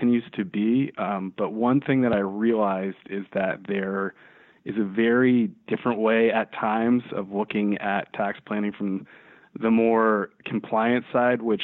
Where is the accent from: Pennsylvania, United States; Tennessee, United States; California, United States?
California, United States; the Bay Area; I grew up in the Bay Area and I went to UC Davis